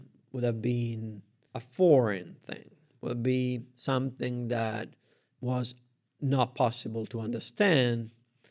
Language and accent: English; Rome, Lazio, Italy; raised in a public school in Italy, I didn't have a religious education, I had to read the Bible in order to understand the frescoes in the churches of my city. I'm from Rome.